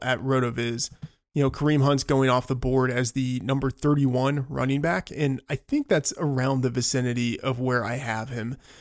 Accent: Texas, United States; moved away; also born or lived in Northeast United States; born and raised in Texas

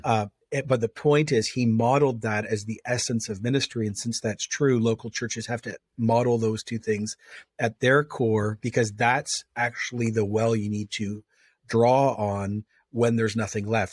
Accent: Canada

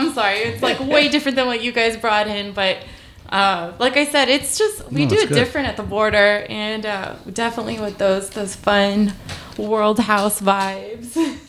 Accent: the Valley, Texas, United States; I'm from the Valley and like we do reggaeton hard down there.

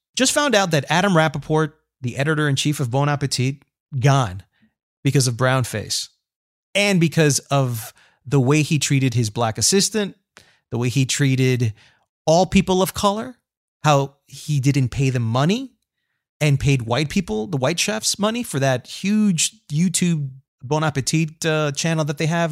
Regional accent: Colombia; I am Colombian

